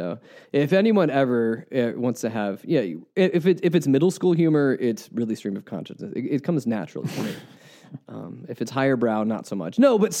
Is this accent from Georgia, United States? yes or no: yes; Atlanta, Georgia, United States; also born or lived in Kentucky; And so, yeah, I grew up in Atlanta, have lived in Kentucky for some formative years